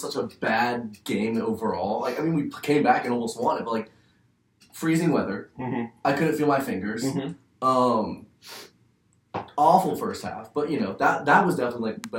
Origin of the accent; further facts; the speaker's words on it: Charlotte, North Carolina, United States; moved away as an adult; now in Boone, United States; We're both actually from Charlotte, North Carolina. So we're born and raised North Carolina people.